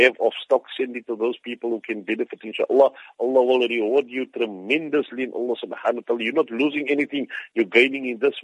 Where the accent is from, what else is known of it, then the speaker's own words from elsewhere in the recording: South Africa; as South African Muslims